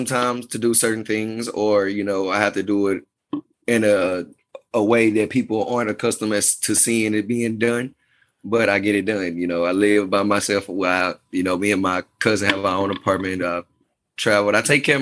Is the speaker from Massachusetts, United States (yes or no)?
no; Beaumont, Texas, United States; now in Houston, United States; I'm originally from Beaumont, Texas